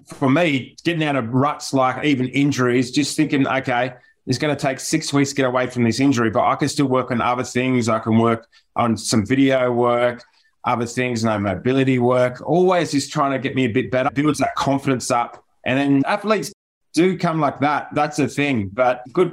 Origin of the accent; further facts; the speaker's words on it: Penrith, New South Wales, Australia; I'm from Penrith